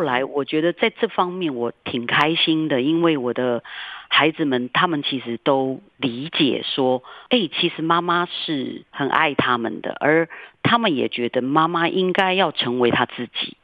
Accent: Taiwan; 我自己从小在台湾长大，一个乡下小孩，然后到后来我成为一个舞者

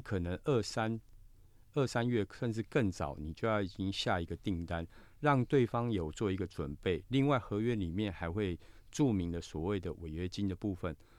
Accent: Taiwan; 我们台湾这边

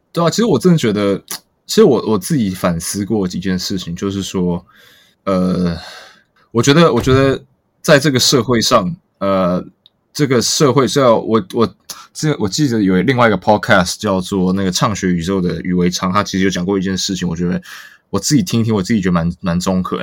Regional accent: Taiwan; 尤其我们台湾人，我们的，我们工作非常非常辛苦

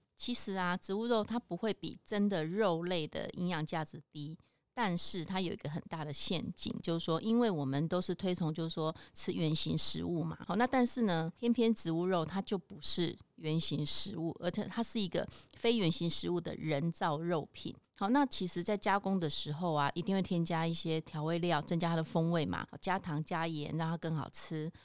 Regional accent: Taiwan; 或者是我们台湾这边传统的素肉

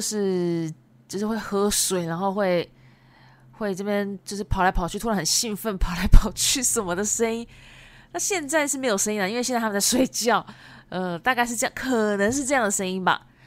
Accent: Japan; Chinese is a second language; 对，我是日本人，没有错。

